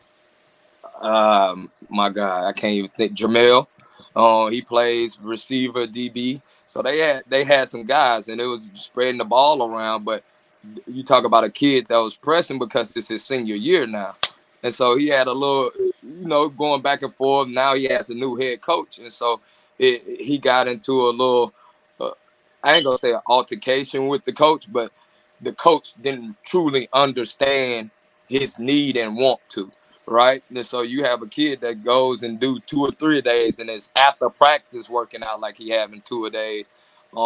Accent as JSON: {"language": "English", "region": "Mississippi", "country": "United States", "moved": "yes", "lives_now": "Atlanta, United States", "said": "I'm from Mississippi"}